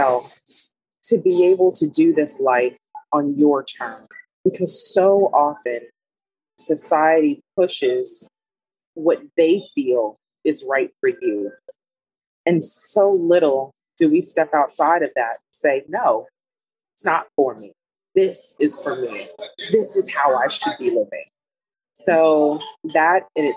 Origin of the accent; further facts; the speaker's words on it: Los Angeles County, California, United States; moved away as an adult; now in Alabama, United States; I am originally from California, Los Angeles County, and I moved to Alabama 8 years ago now